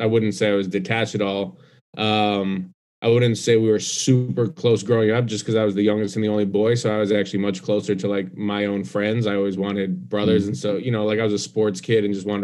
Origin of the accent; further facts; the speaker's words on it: Denver, Colorado, United States; moved away as an adult; also born or lived in Atlanta; now in New York, United States; I was born and raised in Denver.